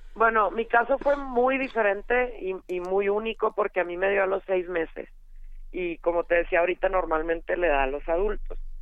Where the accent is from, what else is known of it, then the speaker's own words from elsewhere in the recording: Chihuahua, Mexico; Yo soy de Chihuahua, ahí deben de notar por el acento.